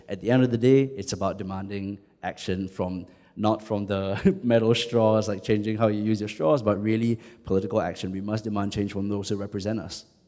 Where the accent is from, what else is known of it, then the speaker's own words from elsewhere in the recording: Singapore; I identify more as Southeast Asian than as Singaporean